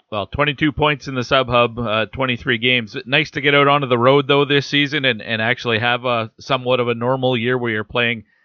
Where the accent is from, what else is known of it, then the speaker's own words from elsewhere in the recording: Kamloops, British Columbia, Canada; I grew up in Kamloops, BC.